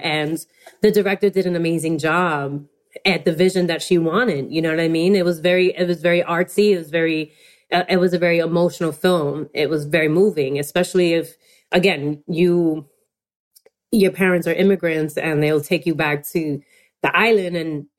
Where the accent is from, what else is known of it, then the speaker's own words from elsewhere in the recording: New York City, New York, United States; I always been proud to be Dominican American and being a New Yorker on top of that, because I also feel like there's a culture in New York City that's very unique, unlike any place in America.